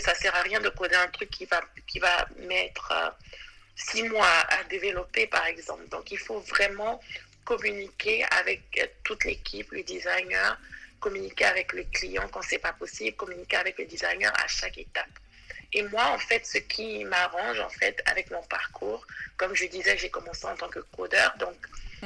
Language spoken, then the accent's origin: French; Côte d’Ivoire; moved away as an adult; now in New York, United States; je suis originaire de la Côte d'Ivoire, mais je vis à New York depuis maintenant 9 ans.